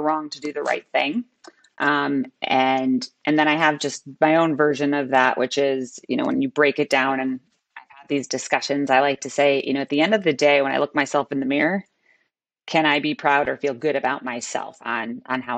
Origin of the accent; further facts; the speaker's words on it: Chicago, Illinois, United States; So I'm a born and bred Chicagoan